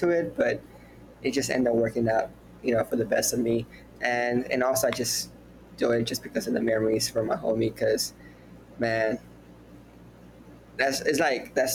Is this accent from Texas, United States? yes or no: yes; Houston, Texas, United States; I'm from Houston, Texas